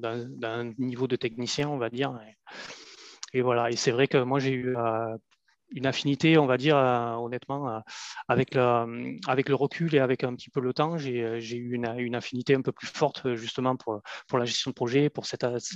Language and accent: French; France; moved away as an adult; also born or lived in Maghreb; à peine plus de 20 ans, j'ai quitté la France en fait et je me suis retrouvé à, l'étranger, donc dans, un pays du Maghreb